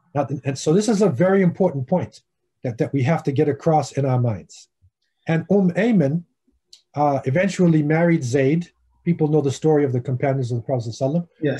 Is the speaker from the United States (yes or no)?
yes; United States; I'm Afro American